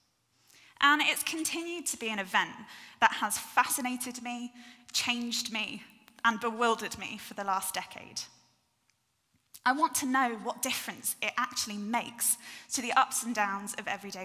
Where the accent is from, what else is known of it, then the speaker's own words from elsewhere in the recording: North Devon, South West England, United Kingdom; I grew up in North Devon